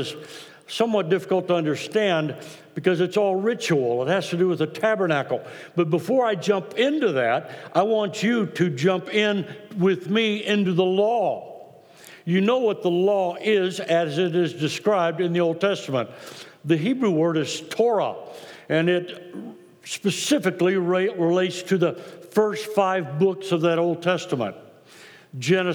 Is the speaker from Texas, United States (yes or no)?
yes; Austin, Texas, United States; Ann and I were both born in Austin